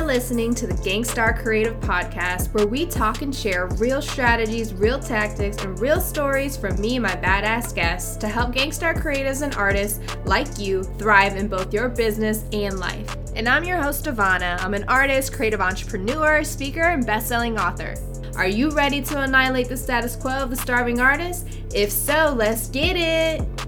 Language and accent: English; Virginia, United States; also born or lived in San Diego; now in Houston, United States; I'm actually originally from Virginia